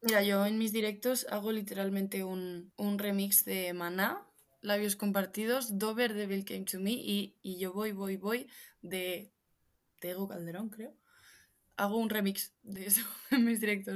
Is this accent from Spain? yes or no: yes; Madrid, Community of Madrid, Spain; soy la típica madrileña que veranea en la manga